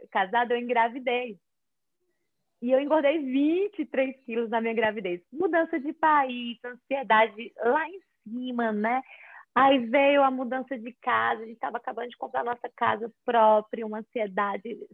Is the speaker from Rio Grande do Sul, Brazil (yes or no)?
no; Fortaleza, Ceará, Brazil; moved away as an adult; also born or lived in São Paulo; now in United States; sou de Fortaleza, Ceará. Não tenho tanto sotaque porque eu morava em São Paulo antes de morar aqui.